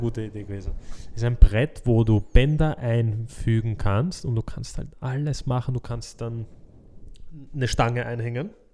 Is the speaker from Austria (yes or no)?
yes; Austria; bei uns in Österreich